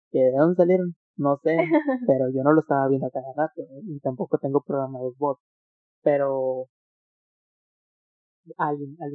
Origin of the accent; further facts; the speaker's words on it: Monterrey, Nuevo León, Mexico; Estamos en Monterrey, México.